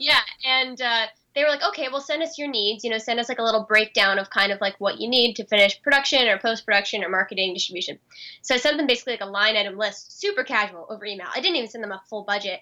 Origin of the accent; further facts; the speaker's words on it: United States; especially as an American, when my country's responsible for